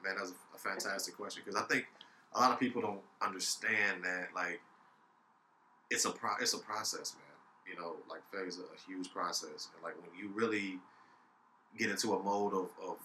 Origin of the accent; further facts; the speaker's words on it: Chicago, Illinois, United States; growing up in Chicago